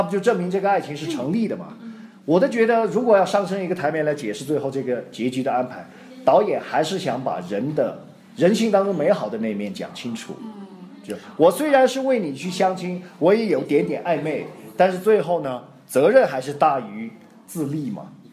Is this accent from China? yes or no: yes; China; 我们都是中国人